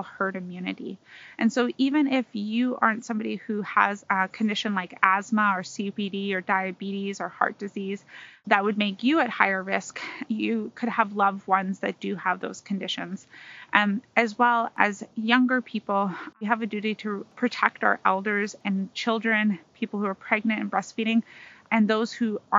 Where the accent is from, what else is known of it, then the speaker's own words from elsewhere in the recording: Tl'azt'en, British Columbia, Canada; now in Prince George, Canada; I'm Decath from Clasden, a member of the Siliu, the Frog Clan